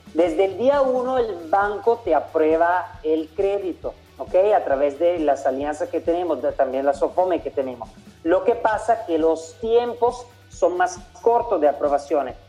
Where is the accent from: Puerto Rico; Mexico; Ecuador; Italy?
Italy; also born or lived in Central America; now in Panama; Yo soy italiano, llevo años viviendo en Centroamérica